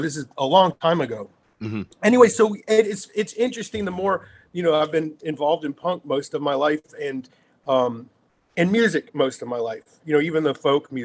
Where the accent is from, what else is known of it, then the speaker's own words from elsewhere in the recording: Virginia, United States; also born or lived in London, United Kingdom; we moved from Virginia to London for a year when I was a preteen